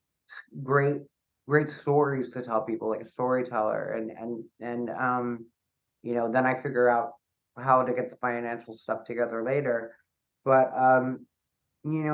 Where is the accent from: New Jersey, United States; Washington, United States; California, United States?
New Jersey, United States; Lyndhurst; my hometown of Lyndhurst, New Jersey